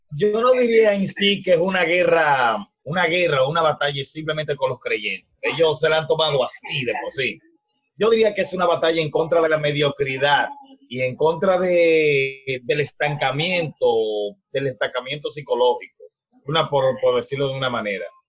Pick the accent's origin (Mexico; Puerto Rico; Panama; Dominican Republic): Dominican Republic; en el barrio donde yo soy